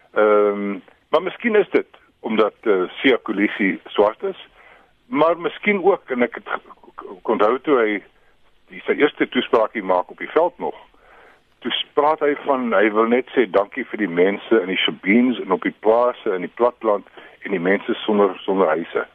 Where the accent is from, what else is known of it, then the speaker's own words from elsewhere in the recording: South Africa; ons verras onsself as Suid-Afrikaners